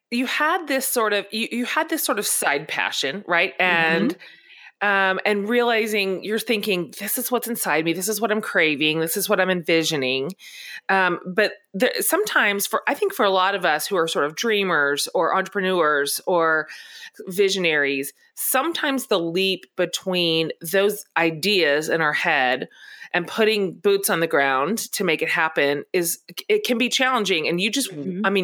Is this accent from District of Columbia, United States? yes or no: yes; Washington, District of Columbia, United States; I was born in Washington D.C.